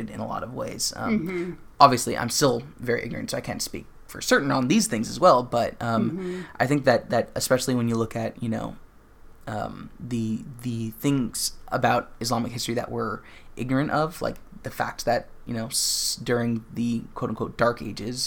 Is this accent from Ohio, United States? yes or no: no; Southern California, United States; cishet white guy growing up in Southern California